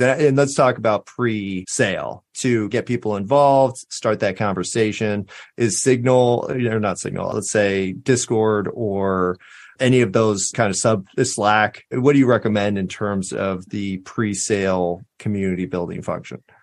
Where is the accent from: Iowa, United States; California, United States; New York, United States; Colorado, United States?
California, United States; Southern; now in Austin, United States; I'm from Southern California